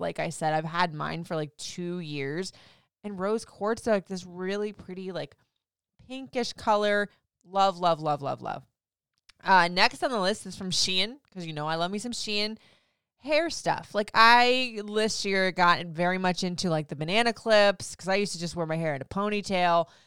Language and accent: English; Florida, United States; now in DMV area, United States; I grew up in Florida, so I guess I never really realized, even though I've been away from Florida for, like, fifteen years